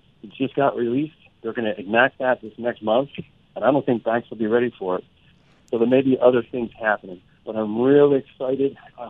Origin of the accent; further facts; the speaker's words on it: Pennsylvania, United States; I'm from Pennsylvania.